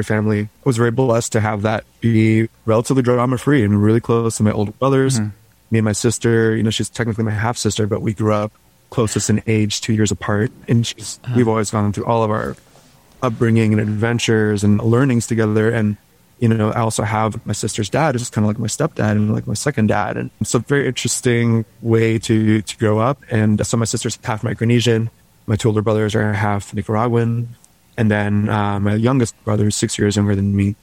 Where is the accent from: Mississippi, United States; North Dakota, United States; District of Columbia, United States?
District of Columbia, United States; Washington; also born or lived in Shanghai, China; now in New York, United States; I grew up in DC